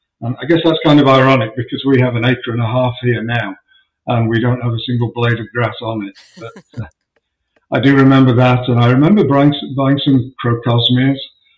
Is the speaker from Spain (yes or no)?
no; Sheffield, Yorkshire and the Humber, United Kingdom; moved away as an adult; also born or lived in Dorking, Surrey; now in Exton, United States; Okay, well, I was born and raised in Sheffield in Yorkshire in the north of England. I lived there until I was 35 years old